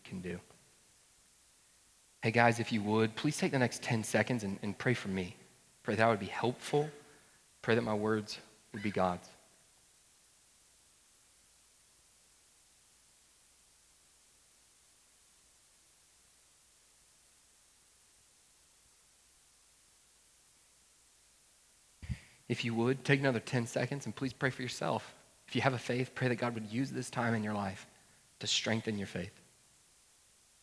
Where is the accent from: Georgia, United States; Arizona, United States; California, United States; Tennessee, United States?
Georgia, United States; Woodstock; I grew up in North Georgia, a town there called Woodstock